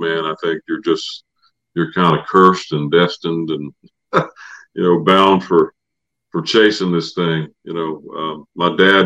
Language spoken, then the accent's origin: English; Samora, North Carolina, United States; moved away; my dad was in on a little bluegrass park that they built in my hometown of Samora, North Carolina.